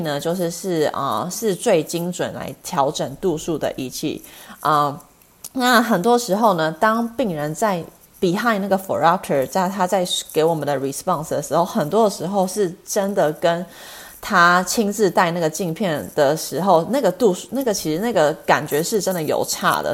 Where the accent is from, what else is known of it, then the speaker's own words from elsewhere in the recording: Los Angeles, California, United States; moved away as an adult; also born or lived in Chicago; now in Arizona, United States; 我其实本身是加州人，我其实从小是在洛杉矶，啊，出生长大的